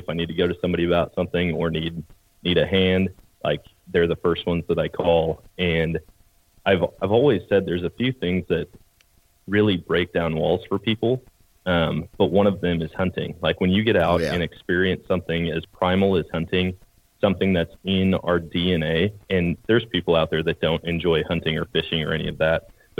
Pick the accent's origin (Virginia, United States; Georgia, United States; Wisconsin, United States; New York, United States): Wisconsin, United States; Eau Claire; So I grew up in Wisconsin, Eau Claire, Wisconsin, and born and raised there.